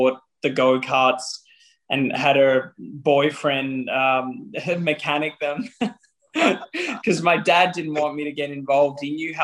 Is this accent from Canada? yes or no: no; Melbourne, Victoria, Australia; my hometown of Melbourne